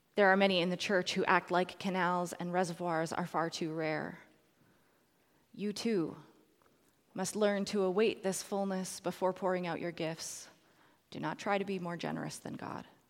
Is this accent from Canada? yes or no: yes; Edmonton, Alberta, Canada; the Mennonite church had started the recycling program in Edmonton, so that's my hometown